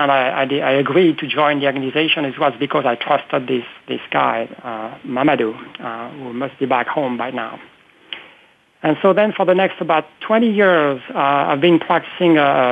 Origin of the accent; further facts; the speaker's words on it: France; English is a second language; moved away as an adult; now in United States; I was born in France some years ago, as I said, and I've been now living in the U.S. for almost 25 years